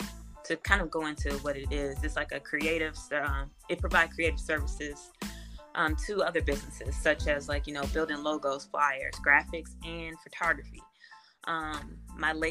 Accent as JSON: {"language": "English", "town": "Gary", "region": "Indiana", "country": "United States", "tie": "born or raised there", "moved": "as an adult", "lives_now": "Indianapolis, United States", "said": "growing up in Gary, you know, I was predominantly Black."}